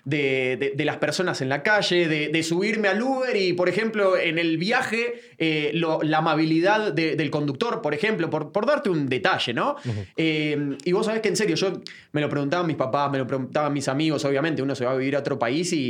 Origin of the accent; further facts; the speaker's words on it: Buenos Aires, Argentina; moved away as an adult; now in Guatemala City, Guatemala; Yo soy de Floresta, exactamente.